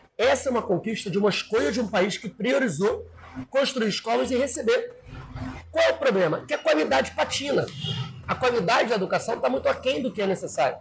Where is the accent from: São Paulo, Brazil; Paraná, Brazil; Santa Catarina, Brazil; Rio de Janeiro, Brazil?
Rio de Janeiro, Brazil; São Gonçalo; Eu sou de São Gonçalo